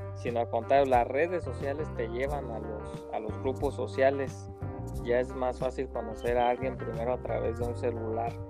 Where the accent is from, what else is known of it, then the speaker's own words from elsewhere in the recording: Uruapan, Michoacán, Mexico; soy igual de Uruapa, Michoacán, eh, tierra verde de esperanza y guacamole